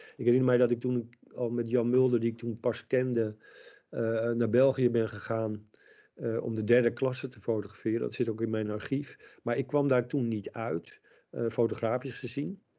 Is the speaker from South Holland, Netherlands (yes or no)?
yes; Leimuiden, South Holland, Netherlands; In Muiden in het dorp waar ik geboren ben.